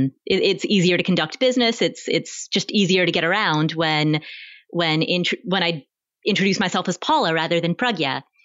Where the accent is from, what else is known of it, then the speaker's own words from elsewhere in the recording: Kathmandu, Bagmati, Nepal; born there; you and I are both from immigrant families. I was born in Kathmandu, Nepal. And so being from an immigrant family